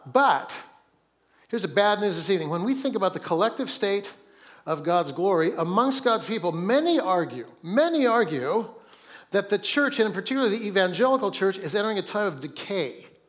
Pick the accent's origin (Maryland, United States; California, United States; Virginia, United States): California, United States; Oakland; born there; I was born in Oakland, but teams come and go as well.